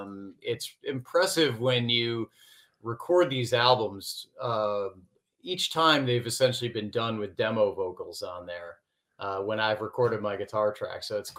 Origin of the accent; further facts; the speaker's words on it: Chicago, Illinois, United States; I grew up in the Chicago area